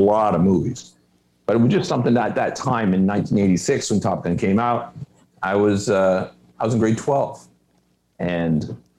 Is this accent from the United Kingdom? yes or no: no; Moncton, New Brunswick, Canada; moved away as an adult; also born or lived in Halifax; I am originally from the east coast of Canada, a small province called New Brunswick. I grew up in New Brunswick